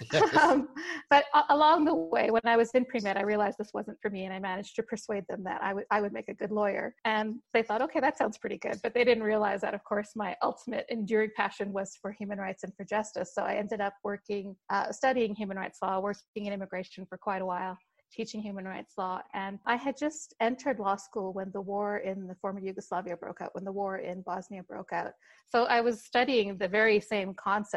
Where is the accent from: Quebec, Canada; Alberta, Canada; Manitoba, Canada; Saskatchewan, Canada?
Saskatchewan, Canada; moved away as an adult; also born or lived in Leicester, England / Pakistan / Ontario, Canada; now in Denver, United States; I grew up in the Western Prairie provinces in Saskatchewan and lived there for about 8 years